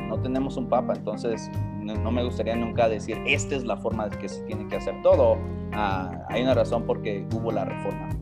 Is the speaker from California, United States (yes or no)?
yes; California, United States; accent: pocho; also born or lived in Michoacán; now in Querétaro, Mexico; nací en el estado de Michoacán y crecí en, California, en los Estados Unidos, por eso el acento medio, medio pocho.